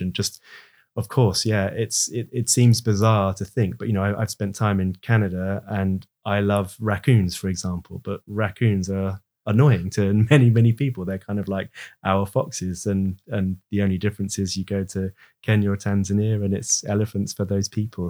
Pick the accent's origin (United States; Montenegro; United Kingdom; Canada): United Kingdom; we're British